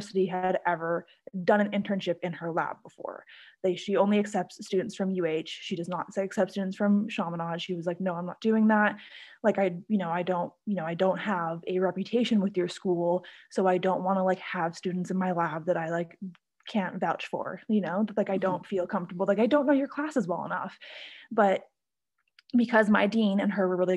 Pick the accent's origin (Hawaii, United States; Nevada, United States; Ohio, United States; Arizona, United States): Hawaii, United States; Honolulu; also born or lived in Canada; I was born in Canada, but I was raised in Hawaii. So I moved to Hawaii as a little kid and have grown up there, done all my schooling there